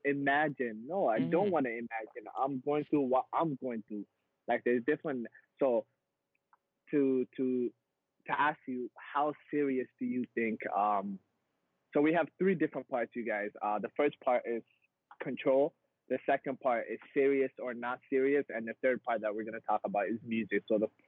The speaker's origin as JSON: {"language": "English", "country": "Somalia", "tie": "born there", "said": "I was born in East Africa. I was born in Somalia. I was born in like griminess, right?"}